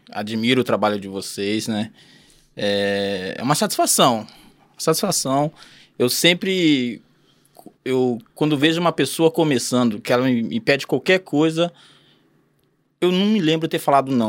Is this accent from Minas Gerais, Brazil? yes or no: no; Mandaguari, Paraná, Brazil; born there; Eu, eu, eu sou paranaense, mas não nasci aqui, eu nasci em Mandaguari, hum. né? Próximo Maringá ali.